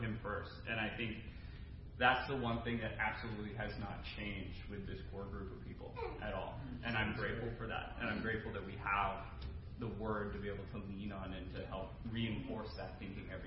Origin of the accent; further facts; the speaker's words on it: Maine, United States; now in Burlington, United States; I grew up in Maine, very similar to Larry